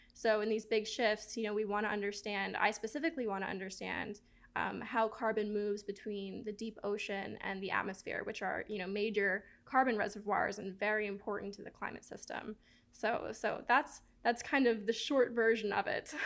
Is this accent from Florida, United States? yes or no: yes; Miami, Florida, United States; I grew up right outside of the Everglades in Miami